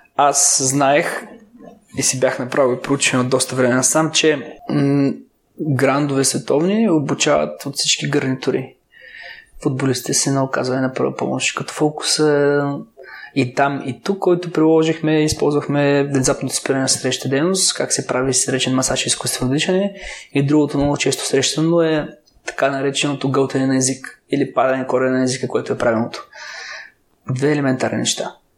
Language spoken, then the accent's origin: Bulgarian; Gabrovo, Gabrovo Province, Bulgaria; аз съм от Гавро